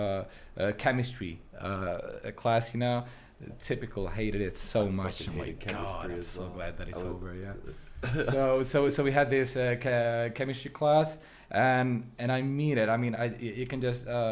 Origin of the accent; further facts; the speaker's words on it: Budapest, Hungary; also born or lived in India; I was born and raised in Budapest